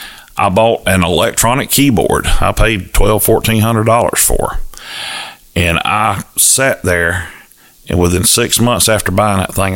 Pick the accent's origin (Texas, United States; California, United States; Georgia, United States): Georgia, United States; Cairo; accent: Southern; also born or lived in St. Augustine, Florida; I'm from Cairo.